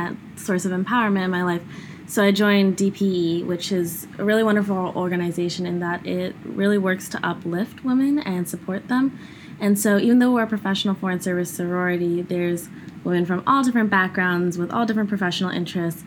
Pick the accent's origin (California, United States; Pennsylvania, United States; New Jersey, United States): California, United States; I spent a lot of my life growing up in California